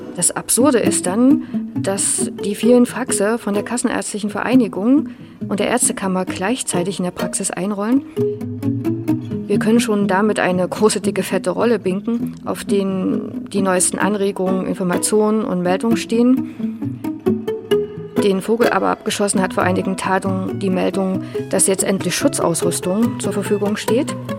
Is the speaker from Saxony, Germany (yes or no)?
yes; Leipzig, Saxony, Germany; Ich bin in Leipzig geboren und aufgewachsen